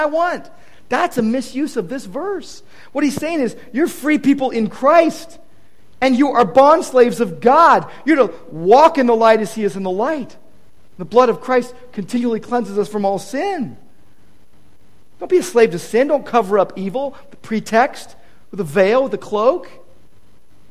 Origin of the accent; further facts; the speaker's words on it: United States; I love my country. I'm an American